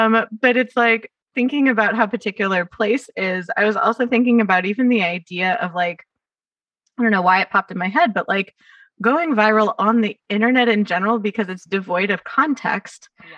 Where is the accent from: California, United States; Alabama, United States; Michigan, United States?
California, United States; Los Angeles; accent: Valley Girl; she grew up not that far from where I grew up in the Valley.